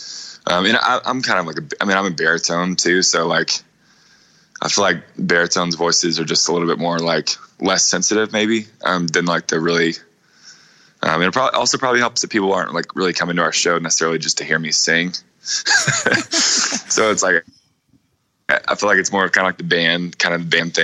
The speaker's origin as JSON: {"language": "English", "town": "Cookeville", "region": "Tennessee", "country": "United States", "tie": "born or raised there", "said": "growing up in Cookeville, you know, back home"}